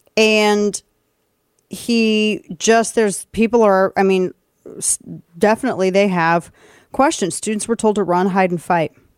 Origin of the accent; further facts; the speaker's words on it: St. Louis, Missouri, United States; moved away; my hometown in Saint Louis